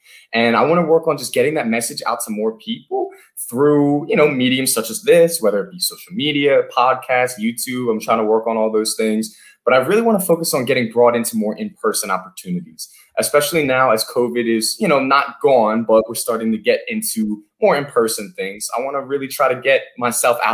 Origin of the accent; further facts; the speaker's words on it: Philadelphia, Pennsylvania, United States; I'm from Philadelphia. I live in Center City, Philadelphia here